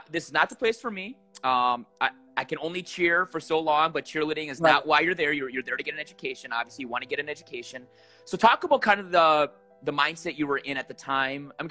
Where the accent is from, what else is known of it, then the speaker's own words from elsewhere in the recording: New York, United States; I'm a New Yorker.